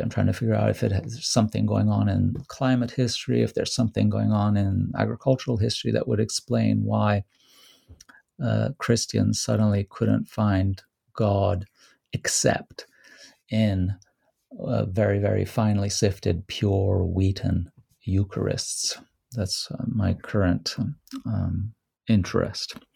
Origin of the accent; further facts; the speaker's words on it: Rome, Lazio, Italy; Rome, which is my hometown